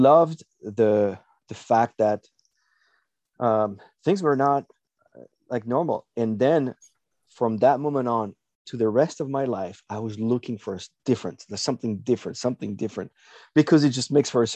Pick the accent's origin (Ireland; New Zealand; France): France; moved away as an adult; also born or lived in Arkansas; I was raised in France until I was 18.